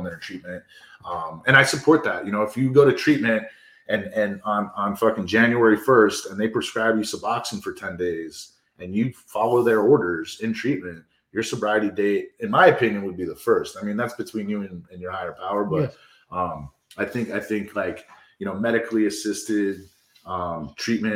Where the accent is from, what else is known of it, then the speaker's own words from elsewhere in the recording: New York City, New York, United States; I was from New York City too